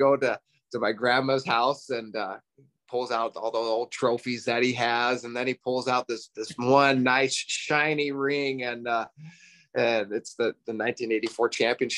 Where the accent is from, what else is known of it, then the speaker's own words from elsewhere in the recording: Frenchtown, Montana, United States; I'm from Frenchtown, so just outside of Missoula